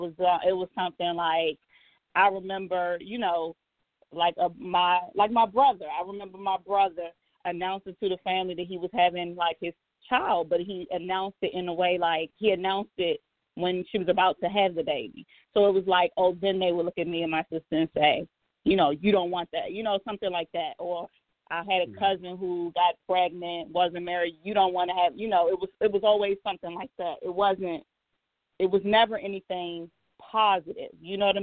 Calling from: Landover, Maryland, United States; I'm calling from Landover.

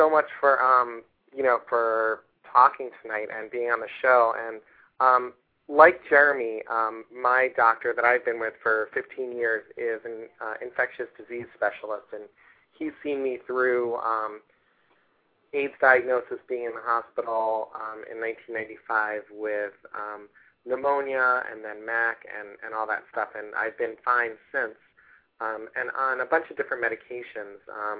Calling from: New York, United States; This is … from New York.

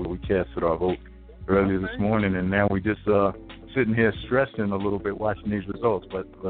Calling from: New Rochelle, New York, United States; also born or lived in White Plains, New York; I'm calling from New Rochelle, New York.

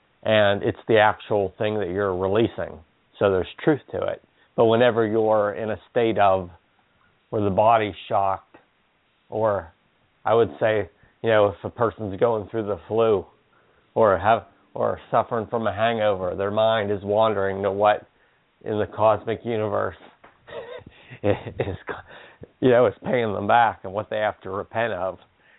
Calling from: Pennsylvania, United States

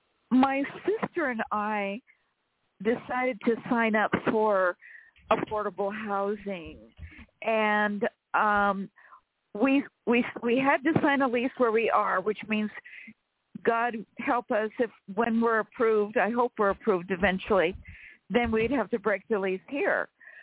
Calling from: Sacramento, California, United States; I'm calling you from Sacramento, California.

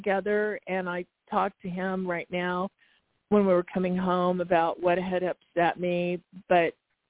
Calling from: Arizona, United States

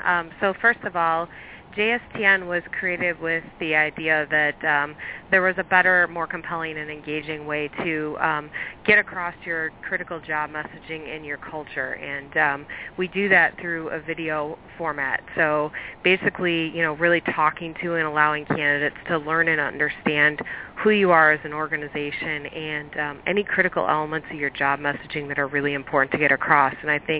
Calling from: Chicago, Illinois, United States; Chicago. Snowy Chicago.

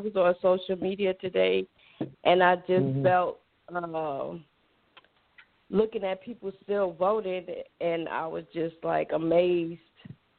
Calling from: Atlanta, Georgia, United States; Atlanta, Georgia.

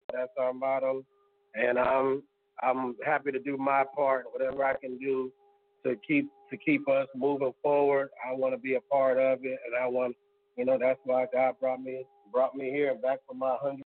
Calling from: Tulsa, Oklahoma, United States; I'm calling from North Tulsa.

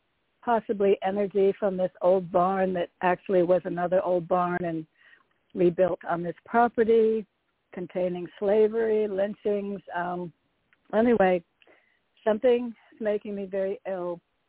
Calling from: Connecticut, United States; Hello, it's … from Connecticut.

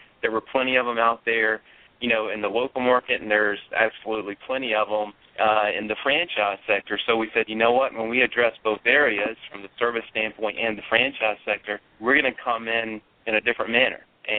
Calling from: Columbia, South Carolina, United States; Our corporate office is in Charleston, South Carolina, but I'm actually over in Columbia, South Carolina today meeting with a potential area developer for Charlotte.

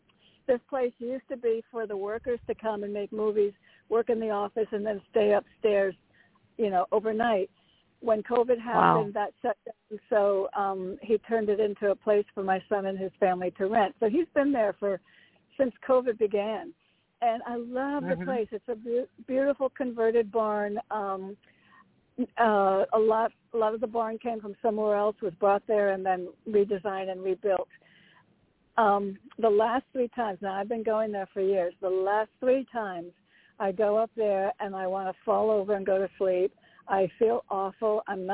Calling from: Connecticut, United States; Hi, Joanna. … from Connecticut.

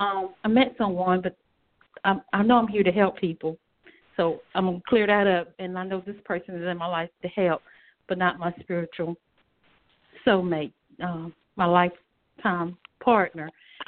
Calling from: North Carolina, United States; I'm calling from North Carolina.

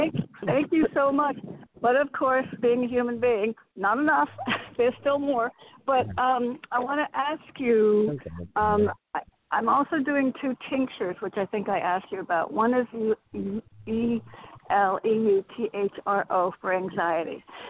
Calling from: Connecticut, United States; Hi, I'm in a store. I'm going to walk out in Connecticut.

